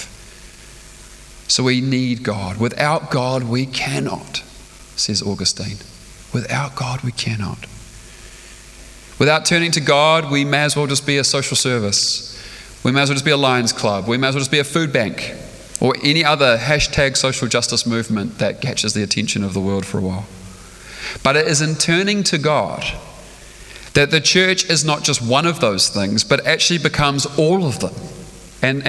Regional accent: Stratford, Taranaki, New Zealand; now in Auckland, New Zealand; I spent my life growing up in Stratford

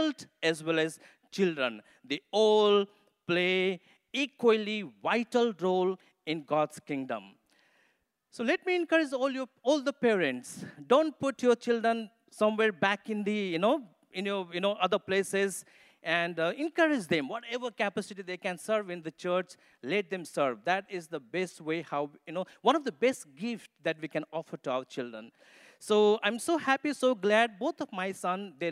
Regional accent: Nepal; accent: Nepali; English is a second language; moved away; also born or lived in Mussoorie, India; I come from Nepal, so English is not my mother tongue. And so you have to tune your ears, you know, to understand my Nepali accent English.

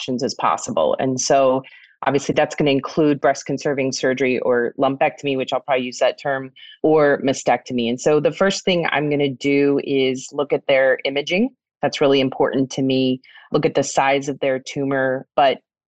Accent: Pennsylvania, United States; moved away as an adult; also born or lived in South Carolina / St. Louis; now in Indianapolis, United States; I grew up in Pennsylvania, lived overseas

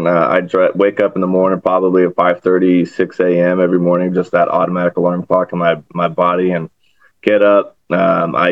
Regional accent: San Diego, California, United States; also born or lived in Texas; I got back to San Diego when I turned 8, and I've been here ever since

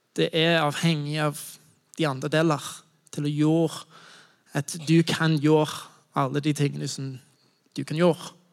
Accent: United States; Norwegian is a second language; moved away as an adult; now in Norway; Jeg kommer fra USA

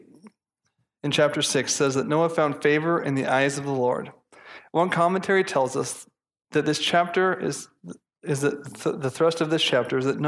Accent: United States; I'm American

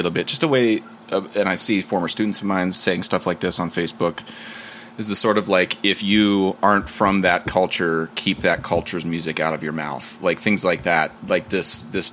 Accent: Ohio, United States; now in New York, United States; I'm from Ohio

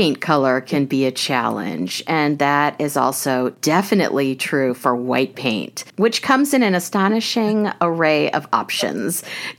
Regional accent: Prairie Village, Kansas, United States; now in New York City, United States; I grew up in Kansas. It was called Prairie Village, Kansas, to be exact. And I live in New York City now

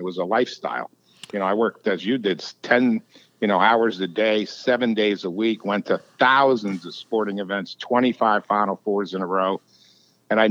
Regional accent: Mountain Lakes, New Jersey, United States; moved away as an adult; also born or lived in Richmond, Virginia; I grew up in New Jersey in Morris County in Mountfield, New Jersey

